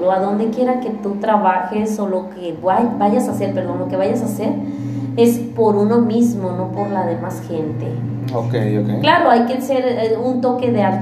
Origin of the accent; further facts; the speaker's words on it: Baja California, Mexico; now in Monterrey, Mexico; yo vengo de Baja California